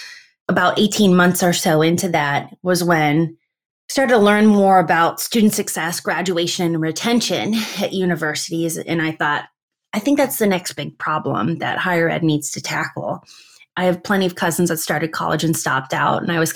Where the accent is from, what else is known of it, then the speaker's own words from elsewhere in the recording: Midwest, United States; I'm a Midwesterner at heart. And I was missing a lot of holidays and birthday parties and just everything. I wanted to come home.